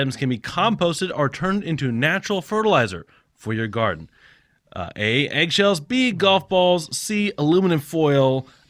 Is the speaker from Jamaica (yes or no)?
no; Japan; Growing up in Japan, we had. There was. Maybe just a couple houses that we stayed in had central air